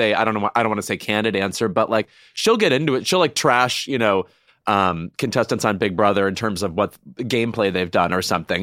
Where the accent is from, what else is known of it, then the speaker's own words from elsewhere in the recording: Joliet area, Illinois, United States; They shot that all around my hometown.